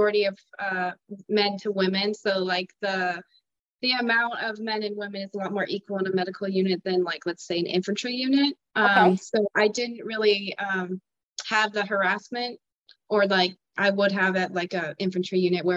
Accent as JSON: {"language": "English", "region": "Colorado", "country": "United States", "tie": "born or raised there", "also_born_or_lived": "Idaho", "moved": "yes", "lives_now": "Ohio, United States", "said": "I was born in Idaho and then mostly grew up in Colorado, but I've lived in Ohio for about 2 years now"}